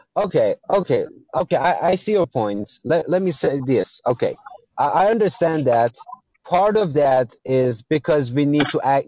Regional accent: Iran; English is a second language; I'm from Iran.

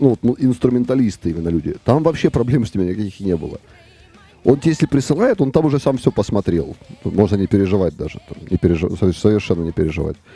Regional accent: Luhansk, Luhansk Oblast, Ukraine; now in Kharkiv, Ukraine; и потом в 2014 году мы благополучно все из Луганска уехали потому что там начался э, эти военные действия, и все, и все разъехались.

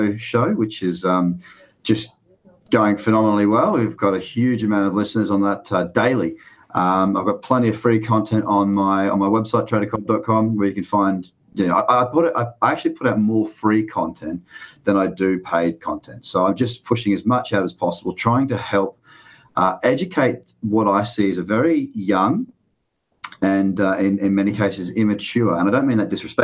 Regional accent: Sydney, New South Wales, Australia; I'm from Bondi Beach, Sydney, Australia. That's where I am now

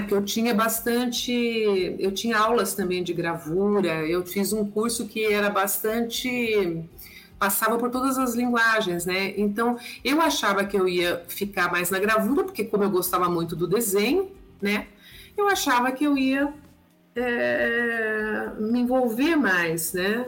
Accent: São Paulo, Brazil; eu nasci em São Paulo, né, capital

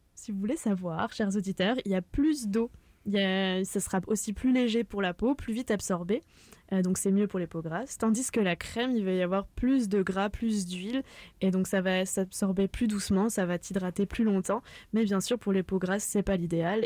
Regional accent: France; now in Canada; puisqu'on est originaire de France

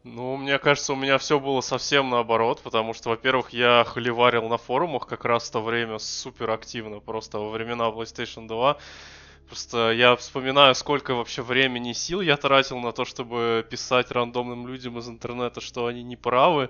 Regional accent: Russia; мы из России

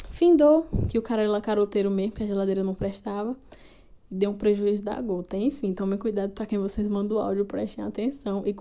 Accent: Sergipe, Brazil; sou aqui do Reinado de Sergipe.

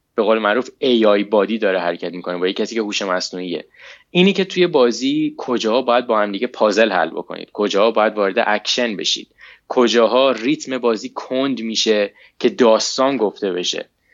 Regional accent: Iran; moved away as an adult; now in United States; من موقعی که از ایران اومدم بیرون هنوز درسم تموم نشده بود

